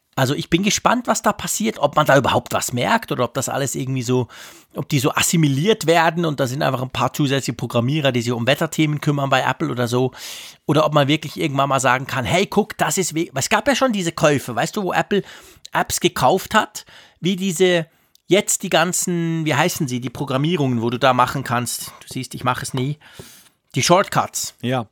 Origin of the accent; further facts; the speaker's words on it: Switzerland; Bei uns in der Schweiz